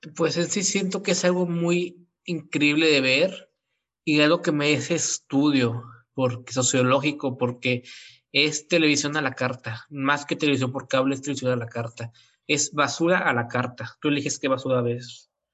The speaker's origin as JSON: {"language": "Spanish", "area": "near Monterrey", "region": "Nuevo León", "country": "Mexico", "said": "soy de un lugar cercano de Monterrey"}